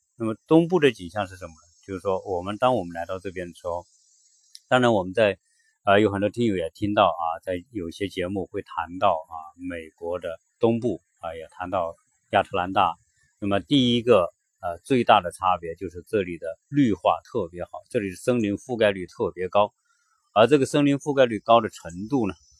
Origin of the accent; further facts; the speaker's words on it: China; now in Atlanta, United States; 在我们中国人说乘凉啊